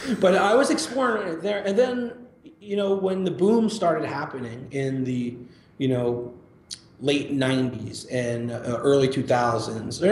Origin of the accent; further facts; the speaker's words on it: New York, United States; I grew up right outside of New York City and always a Yankee fan